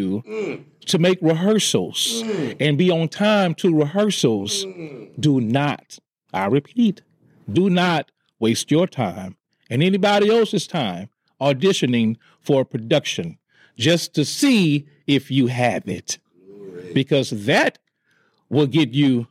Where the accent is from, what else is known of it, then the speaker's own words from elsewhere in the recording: Houston, Texas, United States; I was raised in Studio Wood by way of Fifth Ward